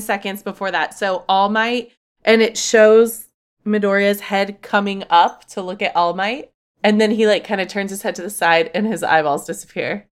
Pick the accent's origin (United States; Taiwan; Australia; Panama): United States; being American